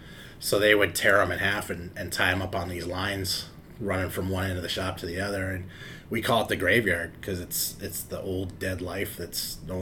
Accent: Los Angeles, California, United States; moved away as an adult; also born or lived in Carson, California; now in Oswego, Illinois, United States; I grew up in South Central LA, and a lot of my friends were involved in gangs.

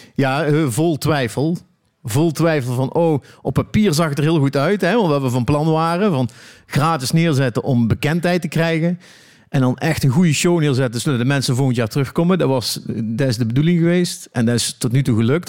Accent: Eindhoven, North Brabant, Netherlands; ik kom uit Eindhoven.

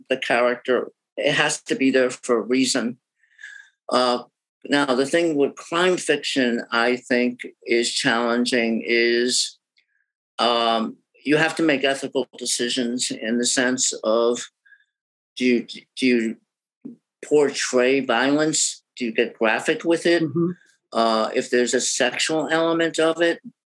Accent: New Jersey, United States; now in Boston, United States; I'm originally from New Jersey

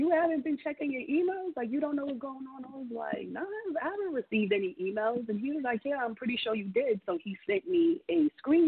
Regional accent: New York City, New York, United States; growing up in Brooklyn wasn't nice. It wasn't easy.

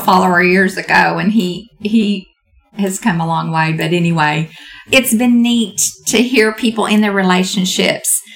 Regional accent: Texas, United States; I'm from Texas

